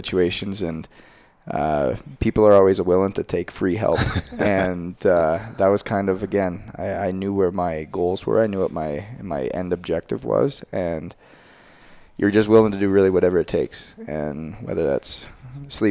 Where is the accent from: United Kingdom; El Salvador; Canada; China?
Canada; moved away; I'm a Canadian boy